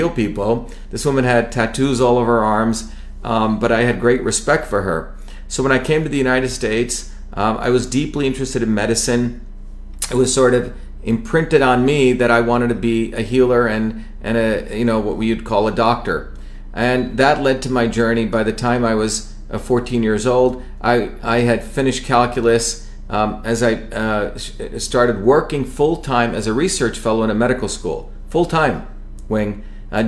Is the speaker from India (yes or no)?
yes; India; moved away; growing up in India as a child